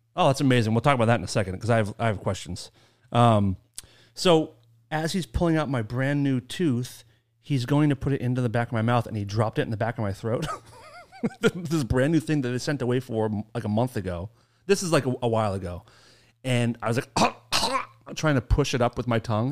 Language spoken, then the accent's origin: English; Maine, United States; accent: Maine; moved away; it's my favorite accent. I grew up with it